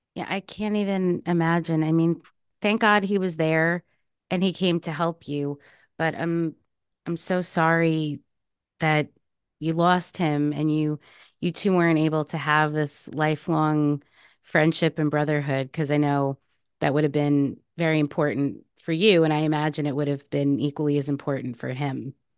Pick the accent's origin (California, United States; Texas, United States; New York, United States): New York, United States; I am from New York